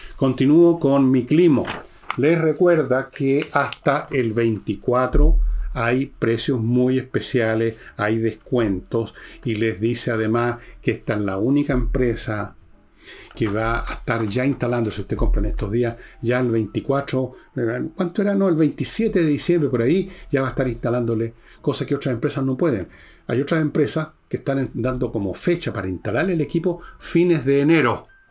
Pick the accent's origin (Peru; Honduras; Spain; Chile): Chile